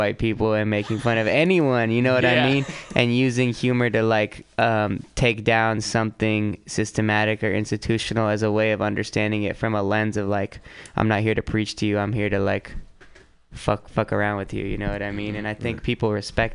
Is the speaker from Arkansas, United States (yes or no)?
no; San Francisco, California, United States; I'm from Frisco, born and raised